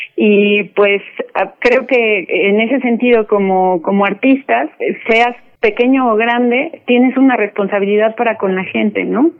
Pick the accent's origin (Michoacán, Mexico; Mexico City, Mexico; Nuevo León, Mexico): Mexico City, Mexico; somos mexicanos, pues somos de, de la Ciudad de México